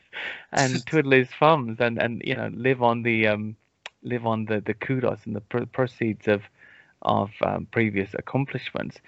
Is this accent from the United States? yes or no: no; United Kingdom; I am British